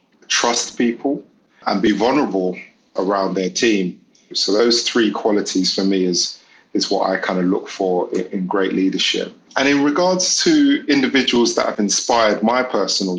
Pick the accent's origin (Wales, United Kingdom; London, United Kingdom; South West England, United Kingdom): London, United Kingdom; I grew up in the East End of London.